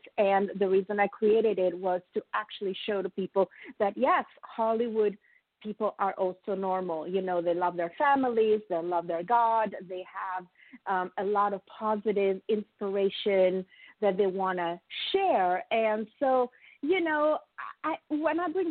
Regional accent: Italy; now in United States; I am a proud immigrant, as I have told you. I'm from Italy

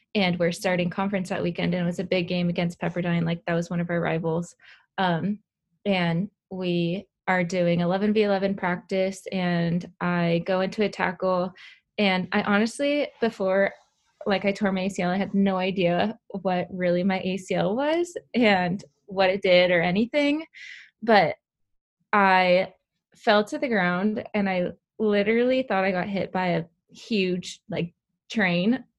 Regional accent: Southern California, United States; I'm from Southern California.

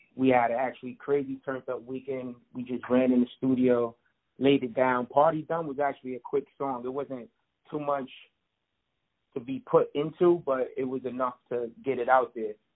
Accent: Long Island, New York, United States; also born or lived in Bronx, New York; I pretty much grew up in Long Island, um, a suburban part of New York

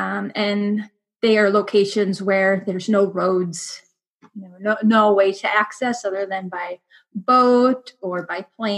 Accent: northern Minnesota, United States; now in Alaska, United States; growing up in Minnesota, northern Minnesota does have some dog races.

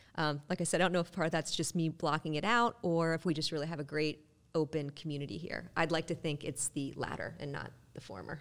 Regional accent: Western Pennsylvania, United States; I'm from Western P A where soccer was not common

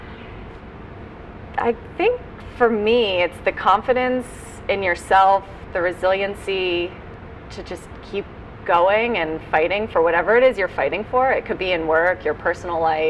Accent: Bethesda, Maryland, United States; I grew up in Maryland, but DC, coming from Bethesda, the suburbs, is kind of home

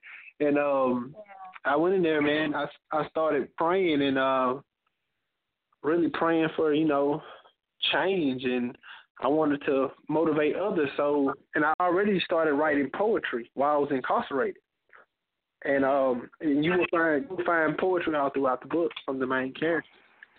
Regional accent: Mobile, Alabama, United States; I'm from Mobile, Alabama

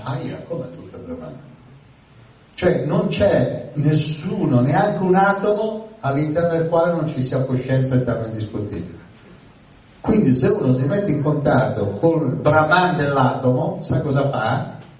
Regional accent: Milan, Lombardy, Italy; uno da Milano, io vengo da Milano

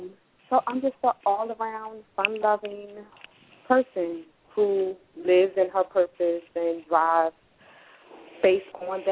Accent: Montgomery, Alabama, United States; now in Philadelphia, United States; I'm from Montgomery, Alabama, came to Philadelphia.

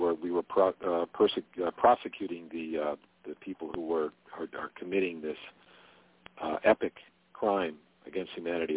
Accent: Jamestown, New York, United States; moved away as an adult; in Jamestown, New York, which is where I lived at the time, that's where I was born

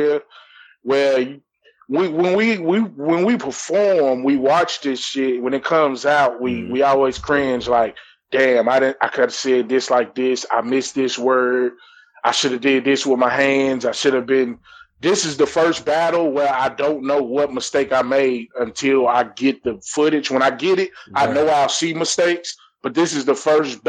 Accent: Nashville, Tennessee, United States; I'm from Nashville

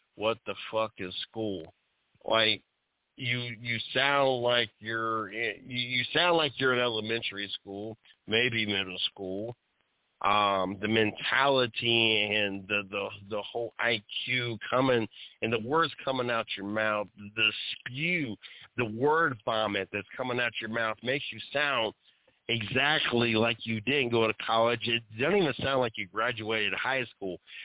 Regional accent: Dayton, Ohio, United States; I am from the Dayton area

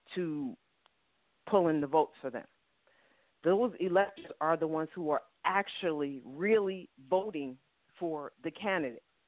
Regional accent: New York, United States; now in Georgia, United States; I live in Georgia. Georgia is a Republican state. I'm from New York

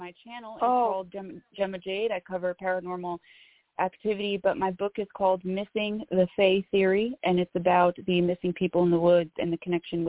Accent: Northern New Jersey, United States; I'm from Northern New Jersey.

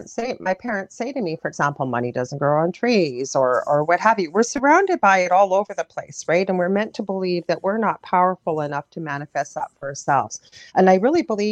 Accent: Canada; I'm a Canadian clairvoyant

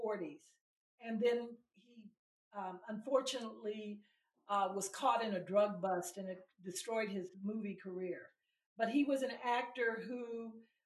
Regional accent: Los Angeles, California, United States; when I grew up in Los Angeles

